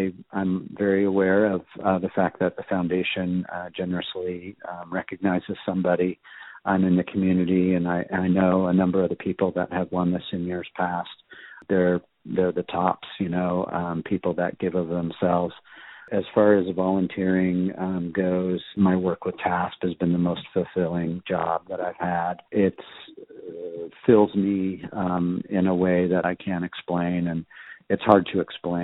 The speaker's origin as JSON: {"language": "English", "region": "Southern California", "country": "United States", "tie": "born or raised there", "also_born_or_lived": "Telluride", "said": "I grew up in Southern California, so I was a skateboarder."}